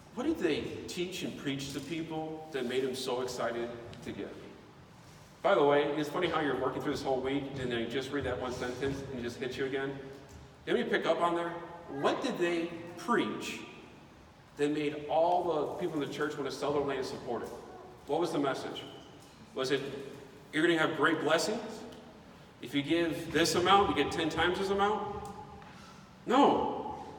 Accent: United States; I grew up in America

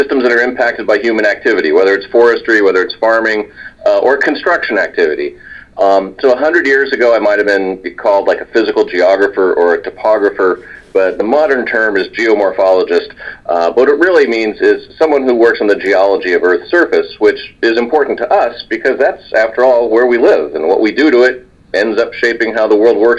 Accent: California, United States; I grew up in California

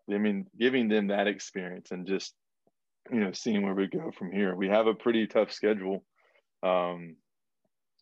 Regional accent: North Florida, United States; growing up in Florida, like, and we were in North Florida

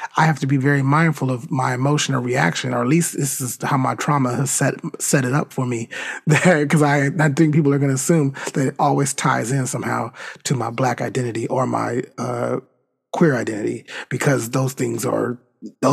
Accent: United States; I'm from America too. I'm part of this country

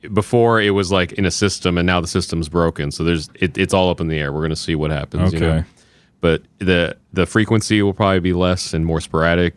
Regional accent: central Indiana, United States; now in Los Angeles, United States; I grew up in central

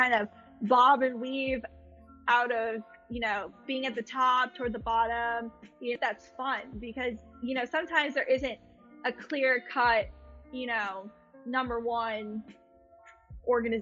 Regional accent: Boston, Massachusetts, United States; moved away; also born or lived in Pennsylvania; Boston's my home.

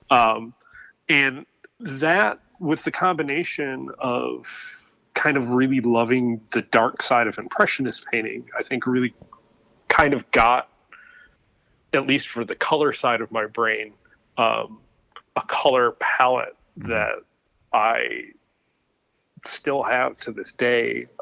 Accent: Ypsilanti, Michigan, United States; also born or lived in Brooklyn, New York; now in New Jersey, United States; I grew up uh, in a town called Ypsilanti, Michigan

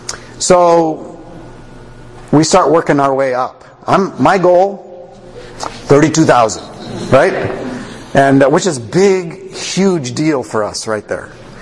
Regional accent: Canada; Now I'm a Canadian.

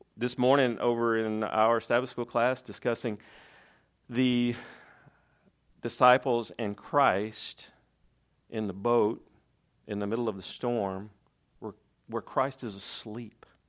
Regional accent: Tennessee, United States; I'm from Tennessee

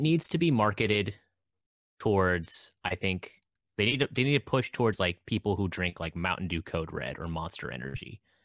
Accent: Alaska, United States; I'm from Alaska

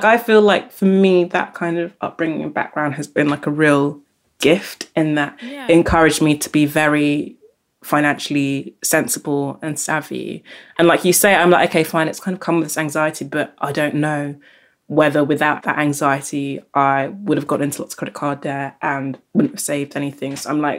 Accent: Nigeria; now in London, United Kingdom; my class status changed from when we moved from Nigeria to London

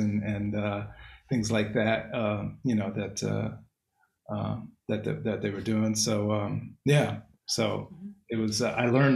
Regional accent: Cambridge, Massachusetts, United States; moved away; I grew up in Cambridge

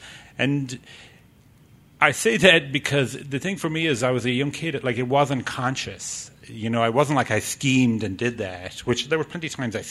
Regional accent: Ireland; I grew up in Ireland.

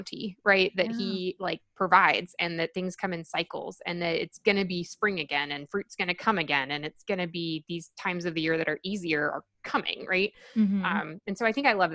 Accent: Arkansas, United States; now in Washington, D.C., United States; I grew up in the South and I grew up in a small-ish city

